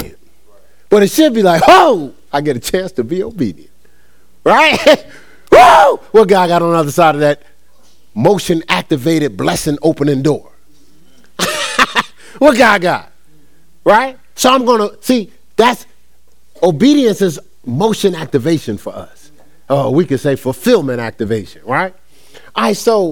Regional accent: Newark, New Jersey, United States; born and raised in Newark, New Jersey

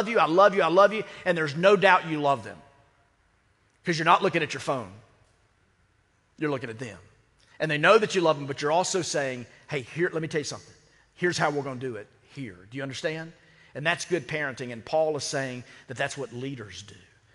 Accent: United States; I'm an American as well

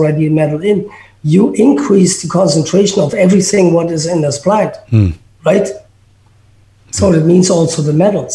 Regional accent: Berlin, Germany; English is a second language; moved away; I grew up in Berlin

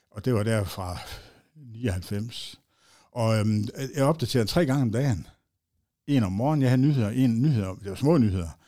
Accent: Aalborg, North Denmark Region, Denmark; Og jeg er født, ja, i Sundby

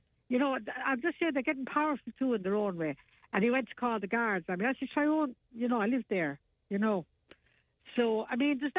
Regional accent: Ireland; we have to preserve our own identity as Irish people too.

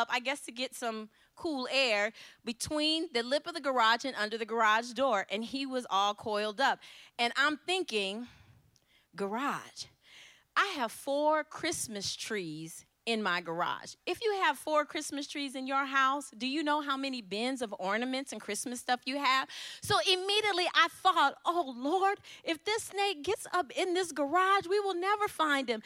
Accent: Ypsilanti, Michigan, United States; I'm from Ypsilanti, Michigan

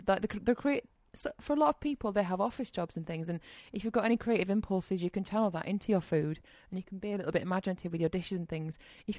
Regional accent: Leeds, Yorkshire and the Humber, United Kingdom; I'm 29, I'm from Leeds, and I have an interest in cooking.

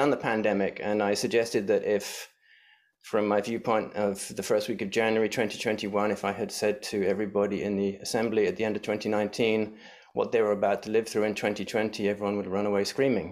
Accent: England, United Kingdom; now in San Francisco, United States; my home country back in England

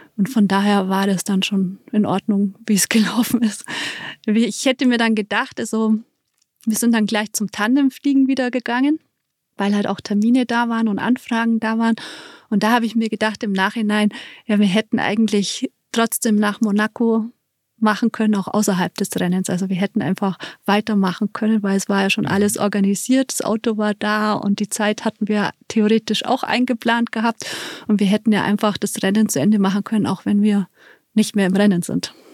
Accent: Allgäu, Germany; bei uns im Allgäu

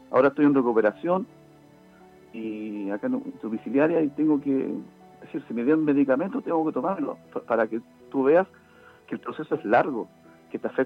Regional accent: Chile; lo segundo que me molesta tanto es la irresponsabilidad que somos los chilenos

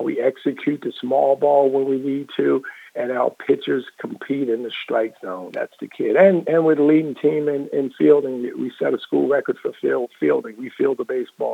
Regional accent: Baltimore, Maryland, United States; I'm born and raised in West Baltimore

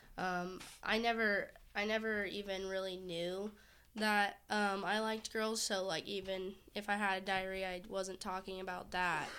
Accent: Orange County, California, United States; I'm from Orange County

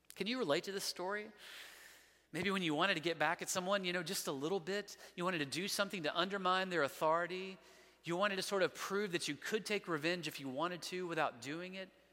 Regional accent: Montgomery, Alabama, United States; I'm from Montgomery

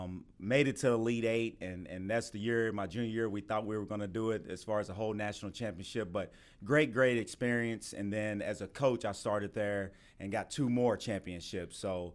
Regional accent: Youngstown, Ohio, United States; moved away as an adult; also born or lived in Beckley, West Virginia; now in Tampa, United States; Well, I come from Youngstown, Ohio, and I love Youngstown, but it's no comparison to Tampa.

